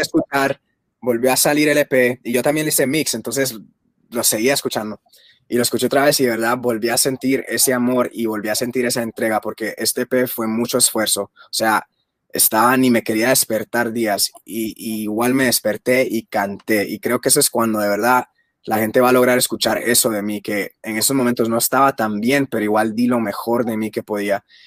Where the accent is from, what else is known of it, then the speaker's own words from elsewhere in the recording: Guatemala; yo soy de Guatemala